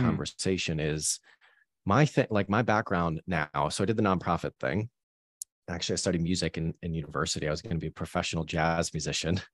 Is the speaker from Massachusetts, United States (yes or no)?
yes; Boston, Massachusetts, United States; moved away as an adult; also born or lived in New York; now in London, United Kingdom; growing up in, uh, Boston with my parents kind of from Boston.